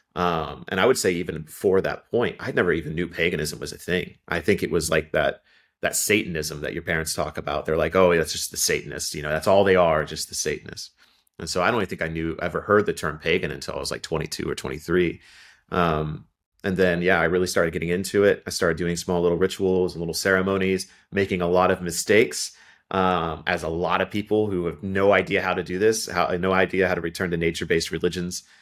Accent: Ohio, United States; moved away; also born or lived in Kentucky; I grew up in Ohio originally. All my family are from Kentucky, and eventually I would move back

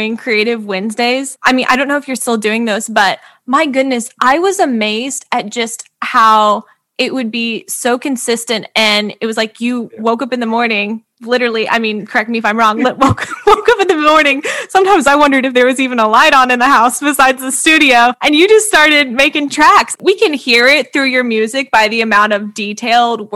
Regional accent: Midwest, United States; I'm from the Midwest.

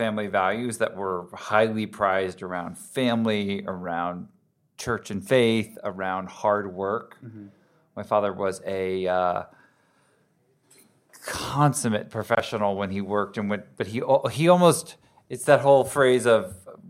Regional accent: United States; moved away as an adult; also born or lived in New York / Connecticut; now in Southern California, United States; I grew up on the East Coast, New York and Connecticut, and made my way out here to Southern California when I was 19

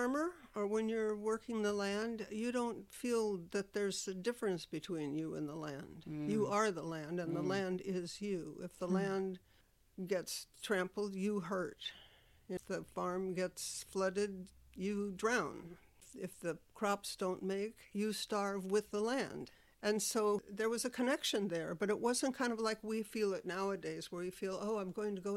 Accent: Nebraska, United States; moved away; also born or lived in Southern California; I grew up in Nebraska in a small town outside of Omaha

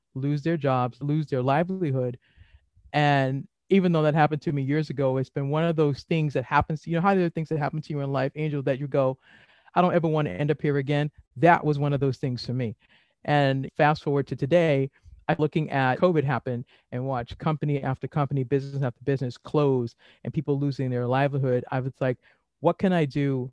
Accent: Boston, Massachusetts, United States; now in Maryland, United States; I'm originally from Boston

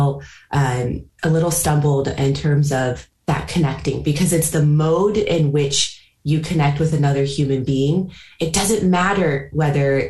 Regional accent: California, United States; moved away as an adult; also born or lived in New York; now in United Kingdom; growing up in California, creating a new life in New York, and also just creating a new life over the last 4 years from scratch in the UK

